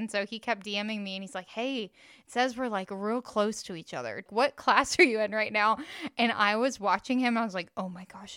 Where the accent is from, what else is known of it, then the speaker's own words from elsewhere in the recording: the South, United States; growing up in the South